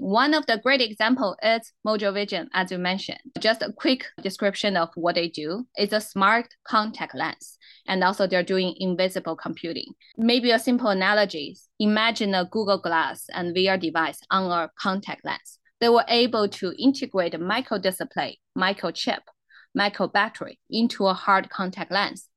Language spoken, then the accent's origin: English; Inner Mongolia, China; English is a second language; moved away as an adult; now in United States; I was a born and raised in Inner Mongolian. So I'm a Mongolian